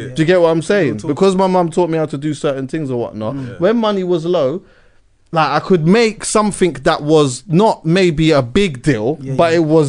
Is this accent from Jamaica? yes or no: yes; Jamaica; And also, as I know, as like we're both Jamaican, we know. Being outside and stewing up some food and cooking up some jerk and that's part of our culture and that.